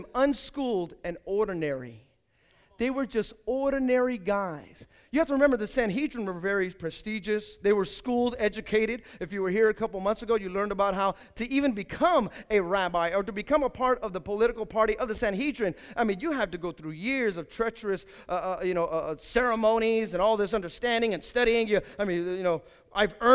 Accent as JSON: {"language": "English", "town": "Hayward", "region": "California", "country": "United States", "tie": "born or raised there", "also_born_or_lived": "Fremont / Union City / San Leandro / San Lorenzo", "said": "I grew up here in Hayward"}